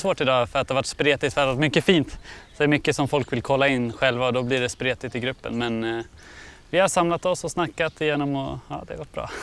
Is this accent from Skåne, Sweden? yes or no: no; Uppsala, Uppsala County, Sweden; jag är från Uppsala